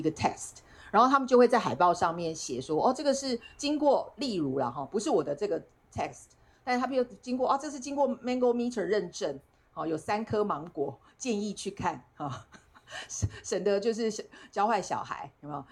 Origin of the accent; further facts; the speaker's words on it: Taiwan; 大家只要知道我是台湾人